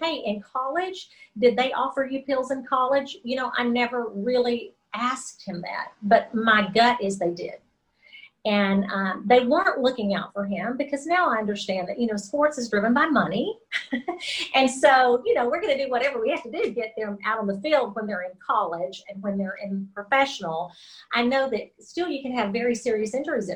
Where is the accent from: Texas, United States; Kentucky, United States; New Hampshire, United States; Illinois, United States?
Texas, United States; I grew up in Texas